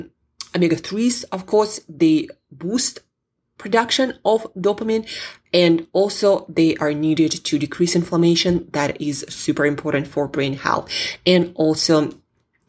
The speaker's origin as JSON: {"language": "English", "region": "Siberia", "country": "Russia", "said": "I'm from Siberia"}